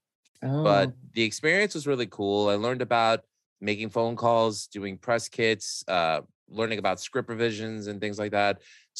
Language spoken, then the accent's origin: English; New York City, New York, United States; I grew up in Astoria, Queens.